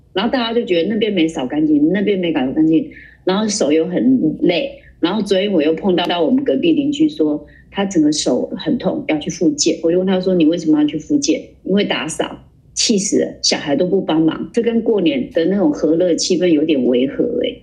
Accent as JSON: {"language": "Chinese", "region": "Kaohsiung", "country": "Taiwan", "accent": "Kaohsiung accent", "said": "我已经有很严重的高雄口音了，我自己觉得我有很严重的高雄口音"}